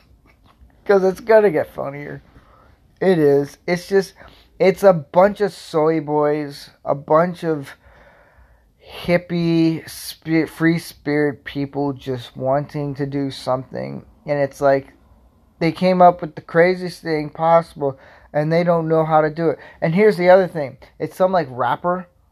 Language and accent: English; Florida, United States; I grew up in Florida